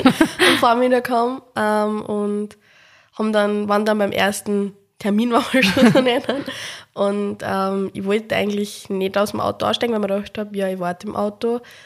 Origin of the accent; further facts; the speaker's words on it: Upper Austria, Austria; moved away as an adult; also born or lived in Salzburg; now in Vienna, Austria; bin ursprünglich eben aus Oberösterreich